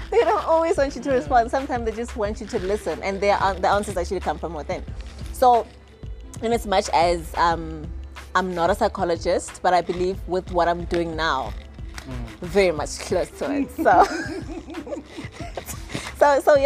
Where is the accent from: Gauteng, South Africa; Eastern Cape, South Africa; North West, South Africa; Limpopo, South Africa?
Gauteng, South Africa; Pretoria; moved away as an adult; also born or lived in Temba, Hammanskraal; now in Johannesburg, South Africa; a young girl born and bred in Pretoria, but currently I've been based in Johannesburg for quite a while.